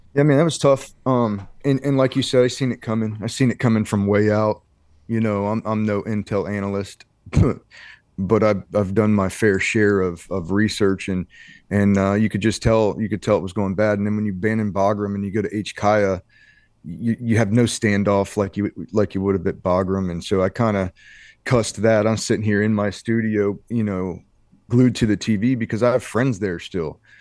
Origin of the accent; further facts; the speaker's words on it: Ohio, United States; moved away as an adult; I come from Ohio, a small, uh, farm town, Ohio